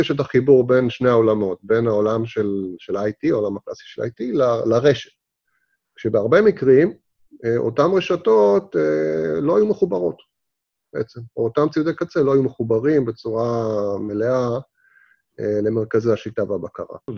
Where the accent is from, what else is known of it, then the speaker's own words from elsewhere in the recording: Israel; לנו כישראלים זה כאילו מובן מאליו, זה ב-DNA שלנו